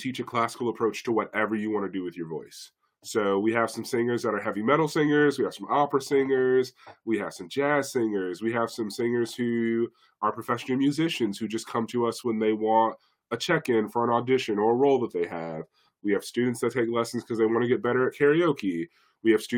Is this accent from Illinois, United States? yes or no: yes; Chicago, Illinois, United States; I grew up here in Chicago. I grew up in Austin